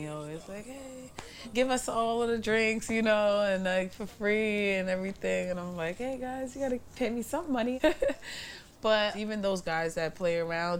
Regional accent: New York City, New York, United States; I grew up in Bushwick too, not just Crown Heights and Bed-Stuy.

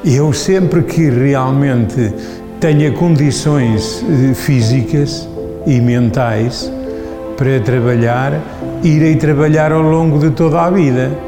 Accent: Silgueiros, Viseu, Portugal; Sou de Silgueiros e adoro a minha profissão

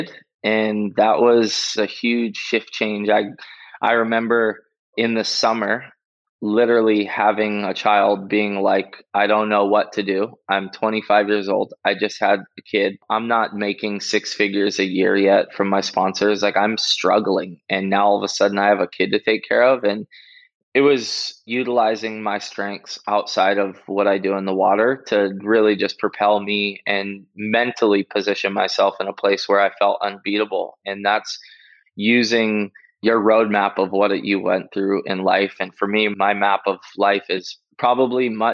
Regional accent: Oahu, Hawaii, United States; also born or lived in Maui; I moved to Oahu from Maui when I was 8 years old with my mom

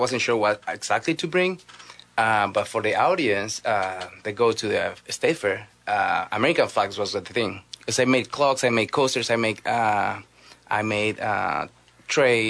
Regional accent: Guatemala; moved away as an adult; so I am from Guatemala

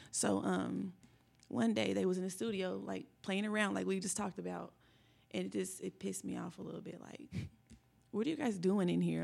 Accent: Indianapolis, Indiana, United States; also born or lived in Lawrence, Indiana; I am from Indianapolis, Indiana, born and raised

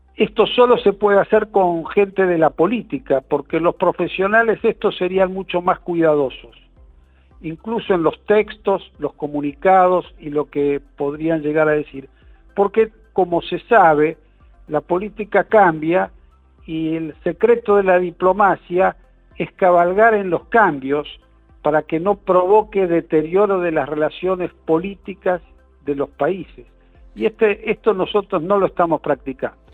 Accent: Argentina

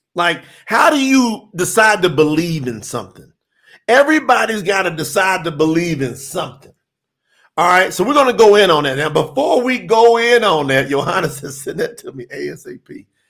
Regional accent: Kentucky, United States; Kentucky's on the list. You know, that's my home state

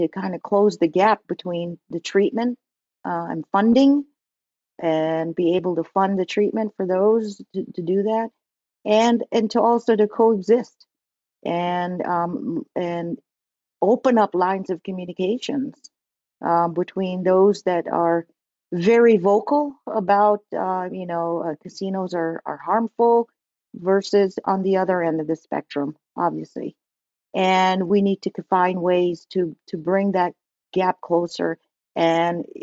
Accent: New Jersey, United States; When I growing up in New Jersey, I'm from New Jersey

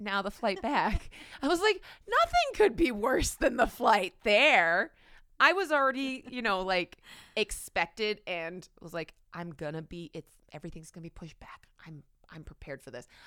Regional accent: Canada; as a Canadian who, like, never flies United

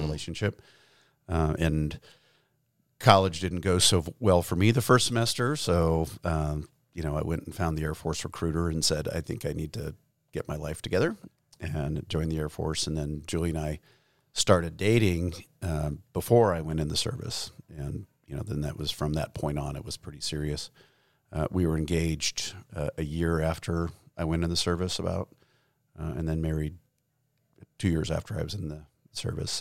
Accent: Gallup, New Mexico, United States; we grew up in Gallup, New Mexico, which is a small town on what used to be Route sixty-six

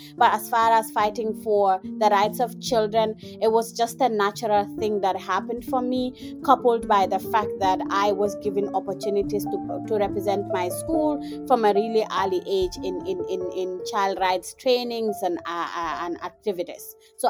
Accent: Gambia; now in Indiana, United States; I am a young African feminist. I am from the Gambia, but I am currently based in Indiana and I'm studying.

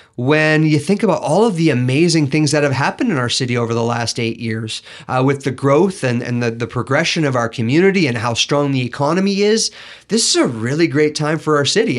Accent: Kelowna, British Columbia, Canada; I grew up in Rutland, and I, I, I learned there that you look out for one another

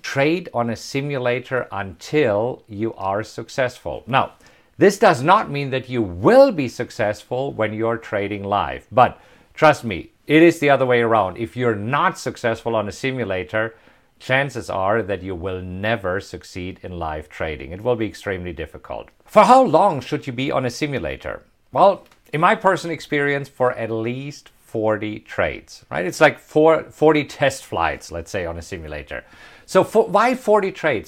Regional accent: Hagen, North Rhine-Westphalia, Germany; moved away as an adult; also born or lived in Bavaria; now in United States; Right here, Hagen. That's where I was born. This is where I grew up.

